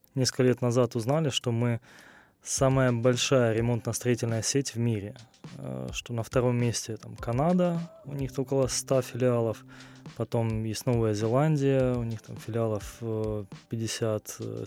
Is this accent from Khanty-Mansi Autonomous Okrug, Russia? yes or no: no; Rostov-on-Don, Rostov Oblast, Russia; я родился в Ростове-на-Дону, здесь же проживаю основную часть времени